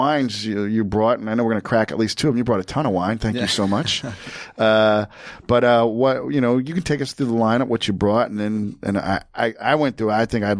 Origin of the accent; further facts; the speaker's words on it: New Jersey, United States; I'm from Jersey.